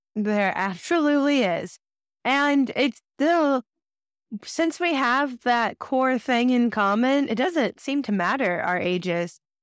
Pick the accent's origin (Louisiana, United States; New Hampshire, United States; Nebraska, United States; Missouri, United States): Missouri, United States; Kansas City; I grew up in Kansas City, Missouri